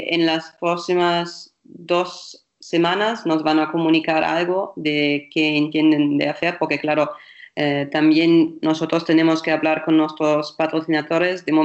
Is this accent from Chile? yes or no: no; Germany; Spanish is a second language; lo bueno es porque soy alemana, que el otro día en Alemania han dicho